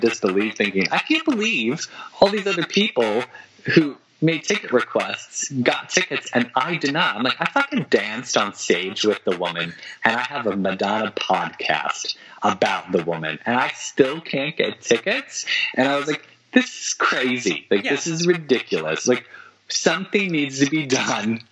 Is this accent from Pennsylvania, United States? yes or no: yes; Philadelphia, Pennsylvania, United States; Philadelphia, which, I mean, that's my hometown